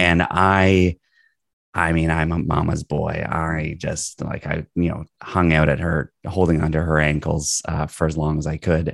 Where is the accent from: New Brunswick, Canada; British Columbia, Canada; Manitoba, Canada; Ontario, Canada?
Ontario, Canada; Toronto; I'm a Toronto boy. I, I was in Toronto early on and then moved out of the city